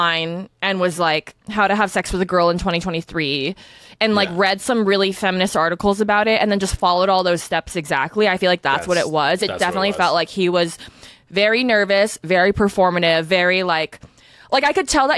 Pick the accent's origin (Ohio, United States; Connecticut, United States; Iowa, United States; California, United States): California, United States; Northern; growing up in NorCal